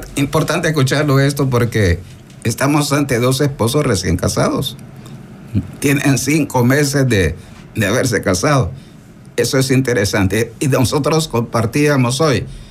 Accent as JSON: {"language": "Spanish", "country": "El Salvador", "said": "nuestro camino de fe salvadoreño"}